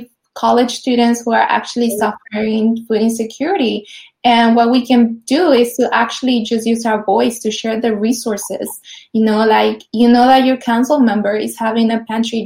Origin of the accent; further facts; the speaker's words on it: Mexico City, Mexico; now in Los Angeles, United States; I grew up in Mexico City, so it was like a concrete jungle, just like Los Angeles, where I currently live.